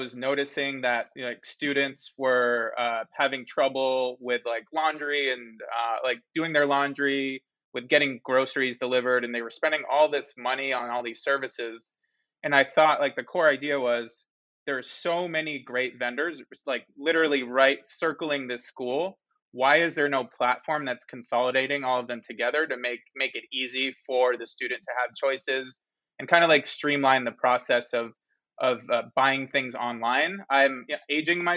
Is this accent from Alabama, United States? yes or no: no; Boston, Massachusetts, United States; moved away as an adult; now in Los Angeles, United States; I grew up in Boston, so kind of East Coast guy, but I live in LA now